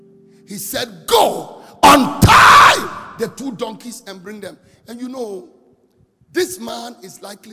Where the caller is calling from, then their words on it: Bolgatanga, Upper East, Ghana; I'm calling from Bogatanga.